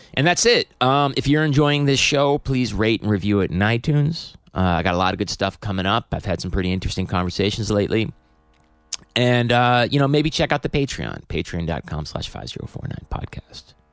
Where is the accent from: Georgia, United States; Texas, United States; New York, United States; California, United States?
New York, United States; upstate; I grew up upstate